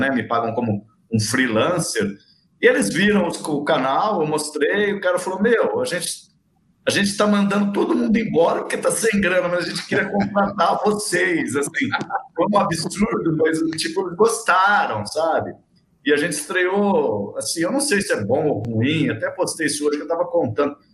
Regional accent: Araraquara, São Paulo, Brazil; Eu sou de Araraquara, né? Eu trabalhei muito tempo no Rio, São Paulo, em outros lugares, mas eu sou de Araraquara e estou em Araraquara.

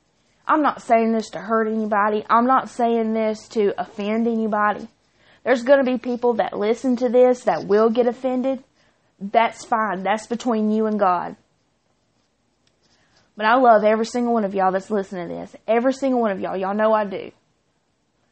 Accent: Chilton County, Alabama, United States; I'm from Chilton County

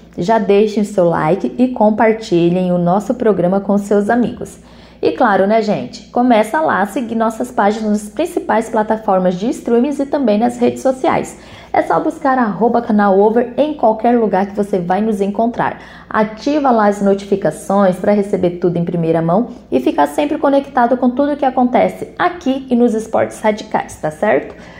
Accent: Brazil; also born or lived in São Paulo; como brasileiro

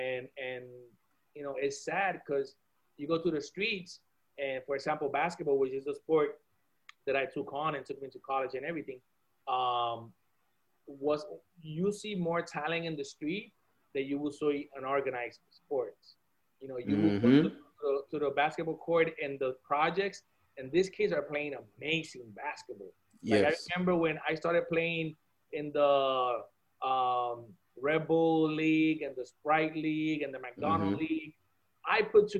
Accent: Puerto Rico; moved away; also born or lived in Miami; growing up in Puerto Rico and going to school in Puerto Rico

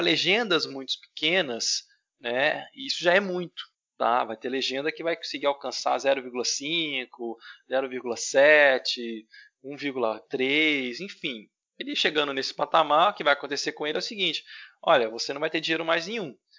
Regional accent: Brazil; nós brasileiros

